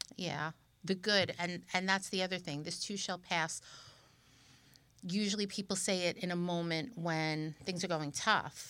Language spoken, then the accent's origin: English; New York, United States; we're both from New York